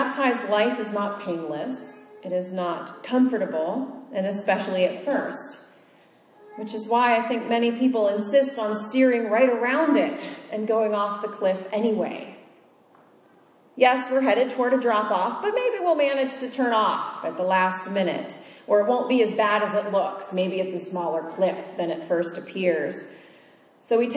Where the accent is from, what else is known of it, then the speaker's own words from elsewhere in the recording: Kansas, United States; moved away; I grew up in Kansas, where all of the roads are straight and flat and go in a grid